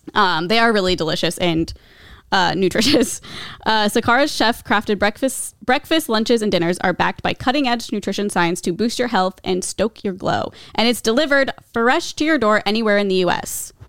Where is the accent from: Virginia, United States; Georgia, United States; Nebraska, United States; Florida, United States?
Nebraska, United States; Omaha; I'm from Nebraska